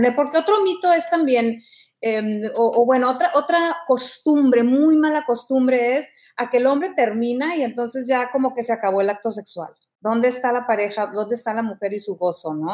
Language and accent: Spanish; Mexico; yo te hablo como mexicana